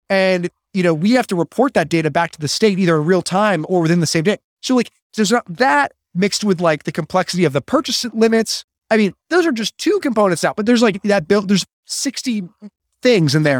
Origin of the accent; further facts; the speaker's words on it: Chicago, Illinois, United States; I grew up in Illinois